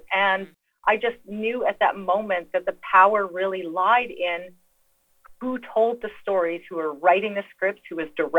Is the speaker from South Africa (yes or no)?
no; northern Saskatchewan, Canada; I am Cree and Métis. So I'm from the Midwest of Canada in northern Saskatchewan, which is above North Dakota.